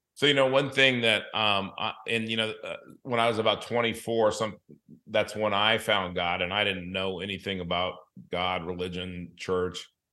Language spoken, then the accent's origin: English; Los Angeles, California, United States; also born or lived in Denver, Colorado / South Dakota; now in Southwest Florida, United States; I grew up in Los Angeles